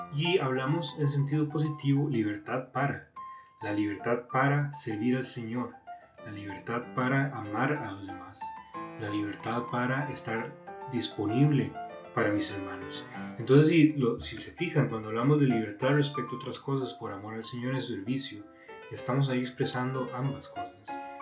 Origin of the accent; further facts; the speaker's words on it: Costa Rica; moved away as an adult; now in Monterrey, Mexico; soy de Costa Rica